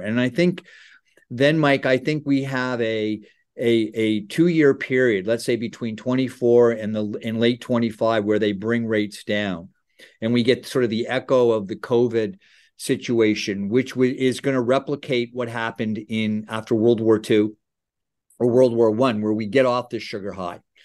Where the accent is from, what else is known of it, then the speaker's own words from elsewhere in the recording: Ontario, Canada; I grew up in Ontario